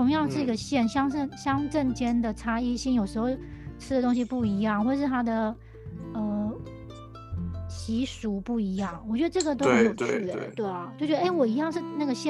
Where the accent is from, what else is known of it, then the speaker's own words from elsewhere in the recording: Taiwan; 我觉得真的还蛮值得我们台湾人也可以去看看这个这个角度的东西